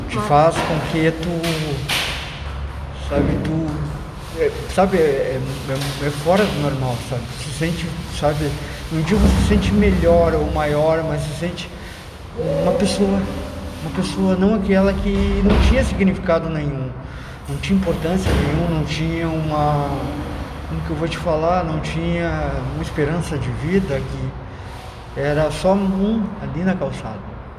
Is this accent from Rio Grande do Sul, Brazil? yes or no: yes; Porto Alegre, Rio Grande do Sul, Brazil; moved away as an adult; also born or lived in Alvorada; Eu sou de Alvorada, uma cidade pequena, mas sou natural de Porto Alegre